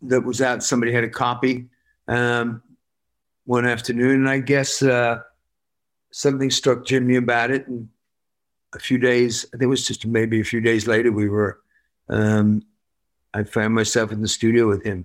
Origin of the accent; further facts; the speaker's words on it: Worcester, West Midlands, United Kingdom; I'm from Worcester